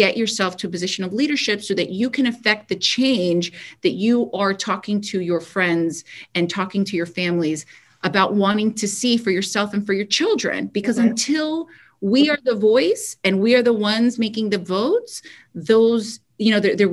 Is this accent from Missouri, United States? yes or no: no; Kendall, Florida, United States; born or raised there